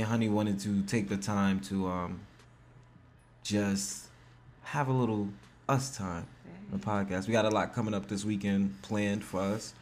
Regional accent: New York, United States; I'm from New York

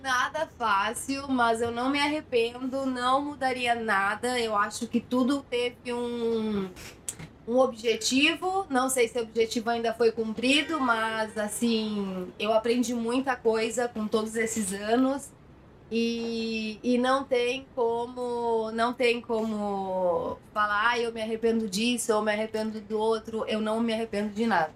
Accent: Jacareí, São Paulo, Brazil; moved away as an adult; now in Barcelona, Spain; Sou de Jacareí

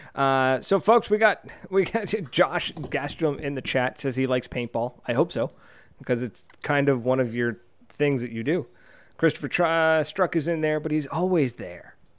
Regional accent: New Brunswick, Canada; We're from New Brunswick.

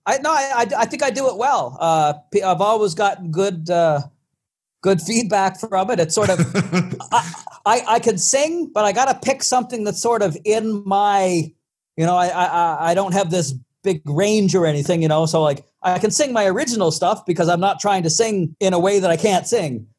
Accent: Charlottetown, Prince Edward Island, Canada; born or raised there

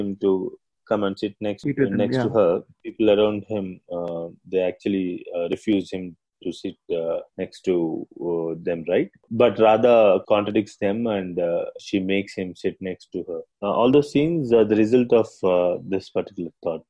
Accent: Vijayawada, Andhra Pradesh, India; I grew up in Vijayawada

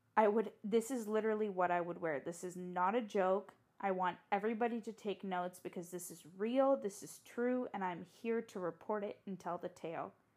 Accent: San Diego, California, United States; moved away as an adult; also born or lived in Tokyo, Japan; now in Baltimore, United States; I was born and raised in San Diego

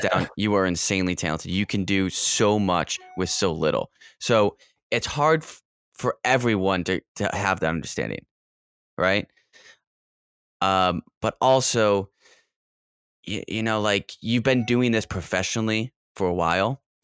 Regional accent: Rochester, New York, United States; Rochester, New York, which is my hometown

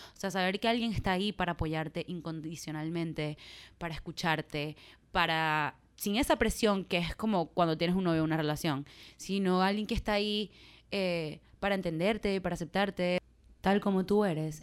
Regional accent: Maracaibo, Zulia, Venezuela; accent: Maracucho; yo soy de Maracaibo, Venezuela, y nosotros tenemos un acento bien afincado

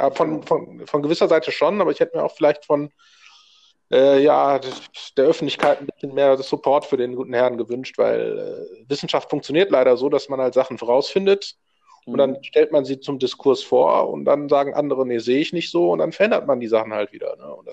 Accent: Düsseldorf, North Rhine-Westphalia, Germany; also born or lived in Berlin; Ich bin hier in der Gegend aufgewachsen. Und äh, war mal zwischenzeitlich in Berlin auch und dann wieder zurück äh, nach Düsseldorf zu kehren.

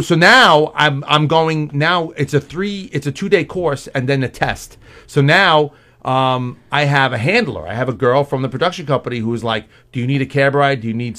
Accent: New York City, New York, United States; where are you from? And I'm like, Queens.

